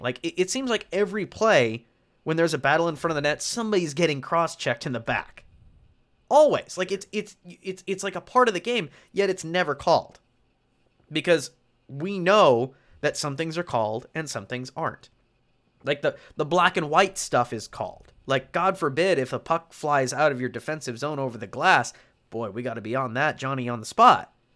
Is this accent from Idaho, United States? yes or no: yes; North Idaho, United States; as somebody who has been born and raised in the Inland Northwest, North Idaho boy